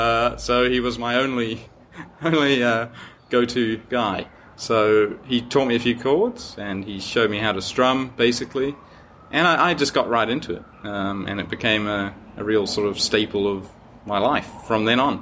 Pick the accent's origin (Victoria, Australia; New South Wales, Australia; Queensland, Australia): New South Wales, Australia; Sydney; And I'm from Sydney.